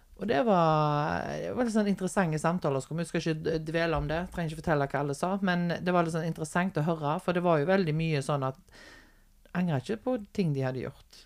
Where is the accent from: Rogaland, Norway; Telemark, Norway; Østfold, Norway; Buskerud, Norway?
Rogaland, Norway; Haugesund; also born or lived in Stord; når jeg flytta fra Stord og ja. hjem igjen til Haugesund.